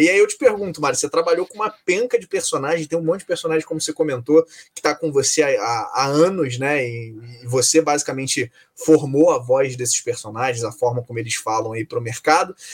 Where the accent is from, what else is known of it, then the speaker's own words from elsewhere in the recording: Rio de Janeiro, Brazil; A gente é carioca